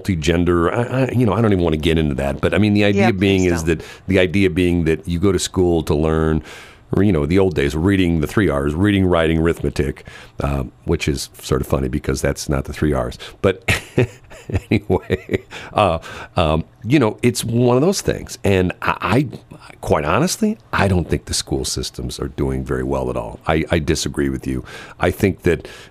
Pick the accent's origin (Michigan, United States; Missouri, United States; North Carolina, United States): Missouri, United States; North County; I grew up in North County